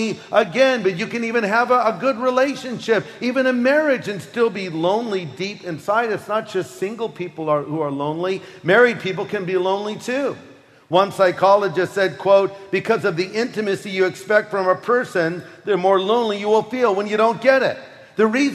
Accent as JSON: {"language": "English", "country": "United States", "said": "I'm from America"}